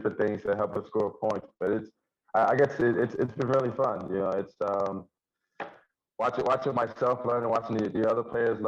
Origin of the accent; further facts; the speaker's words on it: Union County, New Jersey, United States; I grew up in Union County